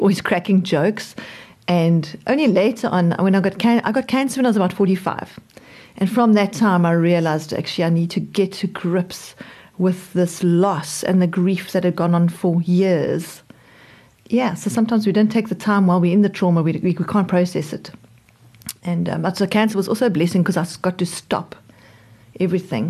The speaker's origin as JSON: {"language": "English", "town": "Johannesburg", "region": "Gauteng", "country": "South Africa", "tie": "born or raised there", "moved": "yes", "lives_now": "Cape Town, South Africa", "said": "I was born in Johannesburg."}